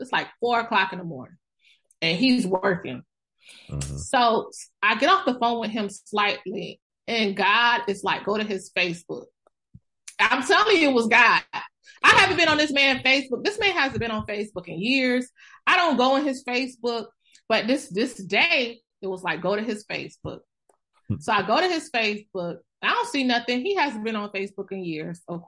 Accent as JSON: {"language": "English", "region": "the South", "country": "United States", "moved": "yes", "lives_now": "New York, United States", "said": "I'm from the South. I'm Southern Belle."}